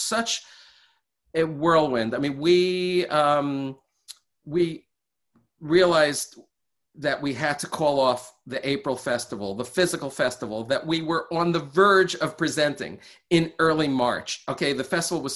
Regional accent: New York City, New York, United States; moved away as an adult; now in West Coast, United States; I grew up in New York City, and I lived there, most of my life

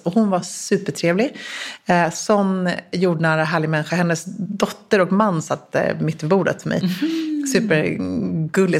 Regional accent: Sweden; jag som svensk

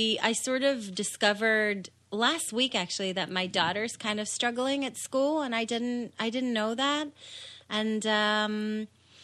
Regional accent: Israel; moved away; I was born in Israel. In Israel, you sort of start school when you're six.

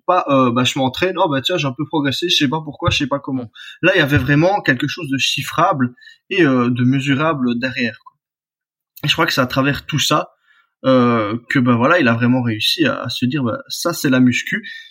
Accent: Belgium; je suis belge

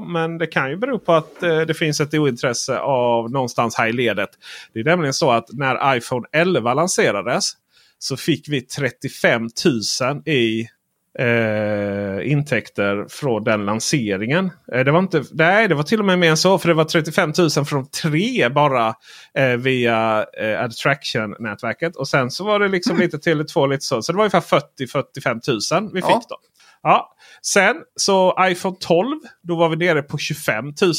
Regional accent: Sweden; Vi är ju från Sverige

